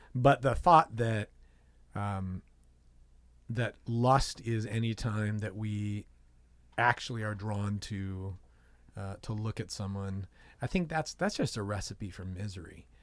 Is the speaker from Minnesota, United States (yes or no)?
no; San Diego, California, United States; I grew up in San Diego